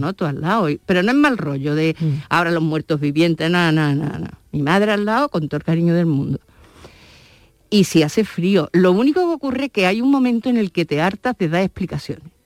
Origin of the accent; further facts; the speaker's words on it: Seville, Andalusia, Spain; moved away; yo soy de la Alameda de Hércules